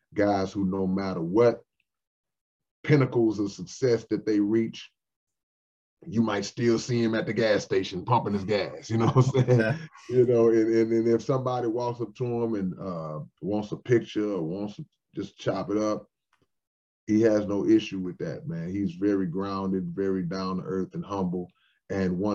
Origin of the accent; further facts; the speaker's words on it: Houston, Texas, United States; we grew up battling back in Houston